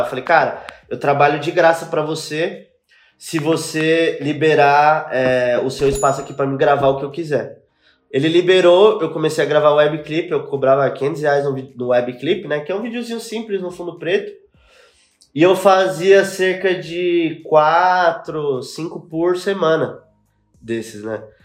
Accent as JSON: {"language": "Portuguese", "region": "São Paulo", "country": "Brazil", "tie": "born or raised there", "said": "nasci no Cangaíba, zona leste de São Paulo"}